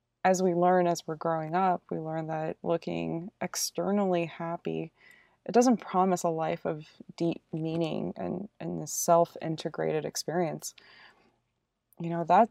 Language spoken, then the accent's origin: English; United States; I am Korean American